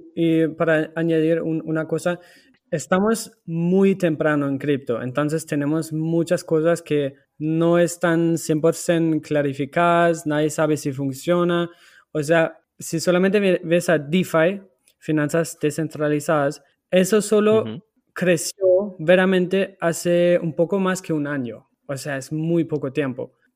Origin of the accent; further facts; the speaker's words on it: Germany; Spanish is a second language; now in Portugal; yo soy alemán